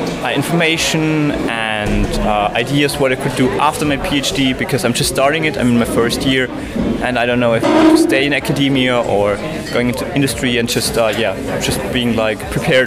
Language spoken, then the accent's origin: English; Graz, Styria, Austria; I'm from Graz too.